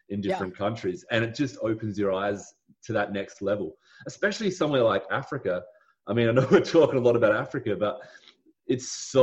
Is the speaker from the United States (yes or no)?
no; Australia; it's a massive privilege to live in Australia